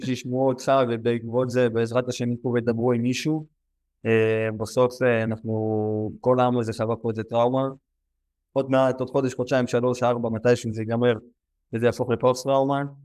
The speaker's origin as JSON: {"language": "Hebrew", "region": "Southern District", "country": "Israel", "tie": "born or raised there", "said": "אני גם גר בדרום, אני גם רגיל לאזעקות, כל החיים גדלנו לצד האזעקות האלו"}